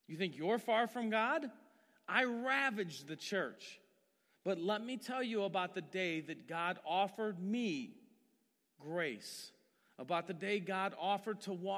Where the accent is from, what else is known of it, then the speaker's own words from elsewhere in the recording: Massillon, Ohio, United States; I grew up in Maslin and was a Methodist my whole life